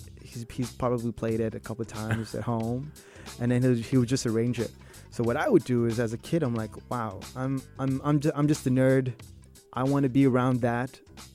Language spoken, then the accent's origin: English; Sri Lanka; moved away; when I came from Sri Lanka, introduced to pop music, which was